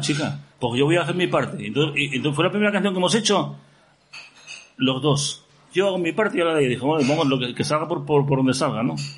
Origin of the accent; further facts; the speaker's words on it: Gijón, Asturias, Spain; Y que soy de Gijón, joder. Llevo aquí toda la vida.